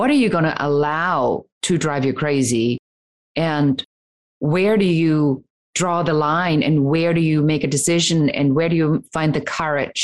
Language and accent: English; Germany; now in United States; coming from conservative Germany, wasn't going over so well as I was growing up. And really a story of leaving my home country, coming to America